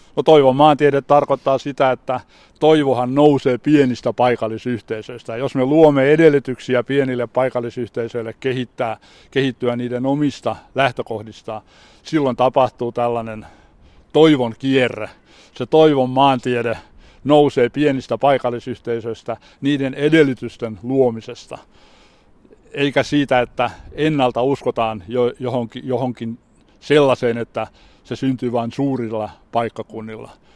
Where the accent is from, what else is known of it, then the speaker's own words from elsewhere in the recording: Turku, Southwest Finland, Finland; moved away as an adult; also born or lived in Seinäjoki; now in Vaasa, Finland; Minähän olen kotoisin Turusta Nummenmäeltä, joka oli minun nuoruudessani ylpeä työläiskaupungin osa